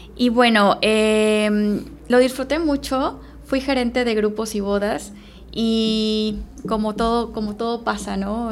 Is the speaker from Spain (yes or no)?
no; Veracruz, Mexico; moved away as an adult; now in Playa del Carmen, Mexico; Soy originaria de Veracruz.